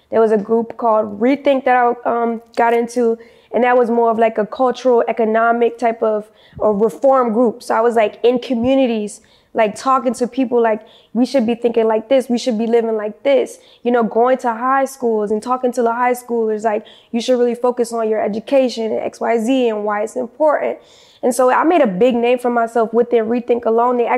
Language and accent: English; New Orleans, Louisiana, United States; moved away; I'm originally from New Orleans, Louisiana. I'm currently 25. Actually, I'm 26. Just made 26 in February.